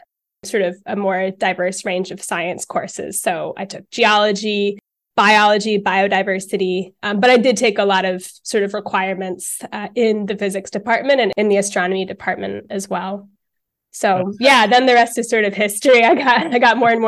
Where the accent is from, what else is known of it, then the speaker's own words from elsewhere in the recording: Highland Park, New Jersey, United States; moved away as an adult; also born or lived in United Kingdom; now in Denmark; I am born and raised in New Jersey on the East Coast of the United States. And I'm kind of from the middle of the state in a town called Highland Park